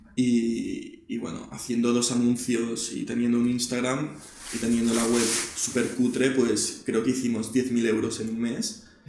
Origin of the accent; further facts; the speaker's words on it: Barcelona, Catalonia, Spain; también nací en Barcelona